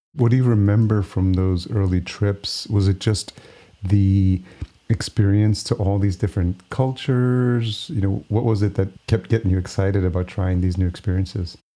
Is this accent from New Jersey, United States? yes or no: no; New York, United States; moved away as an adult; now in Minneapolis, United States; New York is my original home